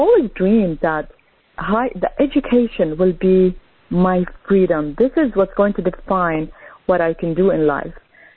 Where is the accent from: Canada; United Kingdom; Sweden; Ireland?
Canada; also born or lived in Lebanon; I was born in Lebanon, and as a child, we immigrated as a family to Canada